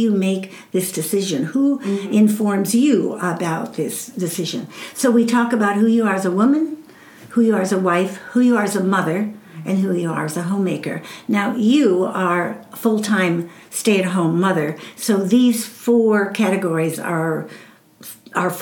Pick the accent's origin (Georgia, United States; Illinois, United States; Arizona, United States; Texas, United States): Illinois, United States; Chicago; moved away as an adult; also born or lived in Southwest US; now in Southwest, United States; I came from Chicago